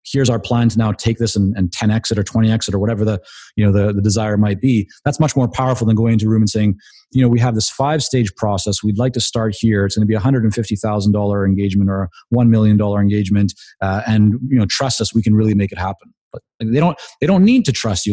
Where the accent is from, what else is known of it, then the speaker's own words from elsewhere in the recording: Canada; I'm Canadian.